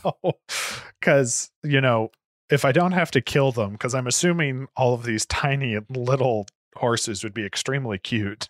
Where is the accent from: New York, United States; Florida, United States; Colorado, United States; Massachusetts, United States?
Florida, United States; now in Indiana, United States; I'm from Florida